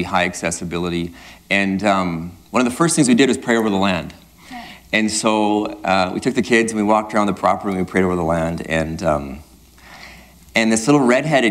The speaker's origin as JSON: {"language": "English", "town": "Sexsmith", "region": "Alberta", "country": "Canada", "tie": "born or raised there", "also_born_or_lived": "Grande Prairie, Alberta", "said": "growing up in Sexsmith"}